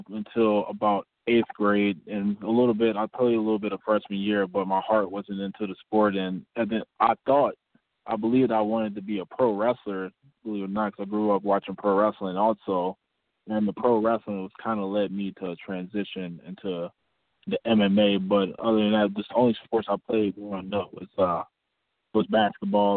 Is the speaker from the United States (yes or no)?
yes; Wisconsin, United States; also born or lived in Memphis, Tennessee / West Memphis, Arkansas / Marion, Arkansas; around the time I was nine, about summer 2002, I ended up moving here to Wisconsin